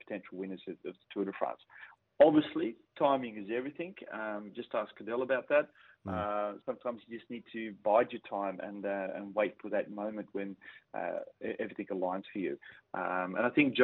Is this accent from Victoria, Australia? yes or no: no; northern New South Wales, Australia; moved away as an adult; now in Belgium; as an Australian, particularly from northern New South Wales, where I originally grew up